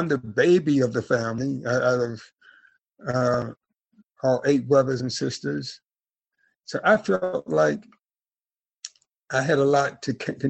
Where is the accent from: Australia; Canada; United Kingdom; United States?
United States; Deep South; growing up poor, but didn't know I was poor, growing up in the Deep South during the amazing 50s and 60s